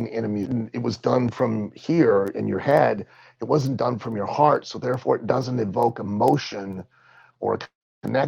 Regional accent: Lima, Ohio, United States; in my hometown where I grew up in Lima, Ohio

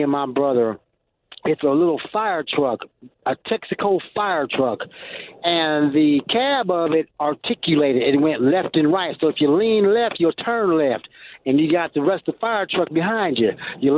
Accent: northern Michigan, United States; I was raised in Michigan, way up northern Michigan, not the Upper Peninsula

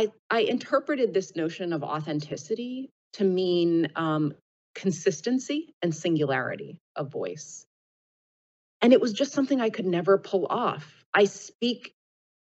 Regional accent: Philadelphia, Pennsylvania, United States; first language English; I was born and raised in Philadelphia in the 80s and 90s during my childhood, and my first language was English.

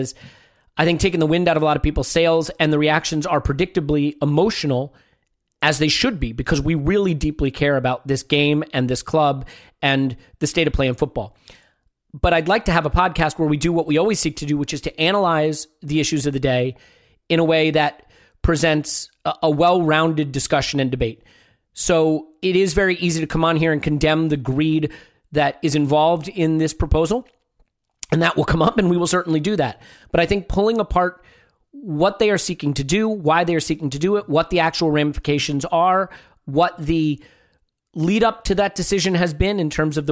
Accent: United States; an American Arsenal supporter

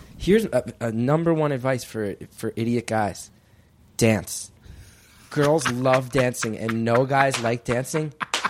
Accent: West Orange, New Jersey, United States; moved away as an adult; now in New York City, United States; In West Orange, New Jersey, as was David Cassidy, who was on the Partridge Family. A long lineage of teen idols have been raised in my town.

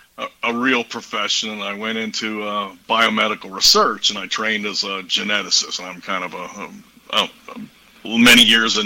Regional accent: Pittsburgh, Pennsylvania, United States; born there; moved away as an adult; now in Texas, United States; I was born in the Pittsburgh area, but okay. After I finished university and my PhD, I got down to Texas and have never looked back. So I've been in Texas 35 years or so.

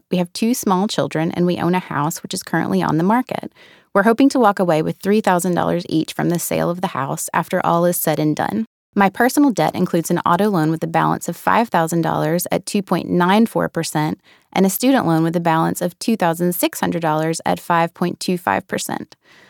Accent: the South, United States; Growing up in the South, there's such a rich history of oral tradition down there.

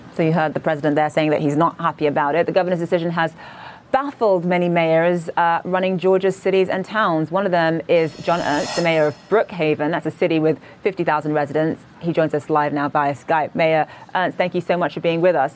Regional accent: Nigeria; now in New York, United States; I'm originally from Nigeria

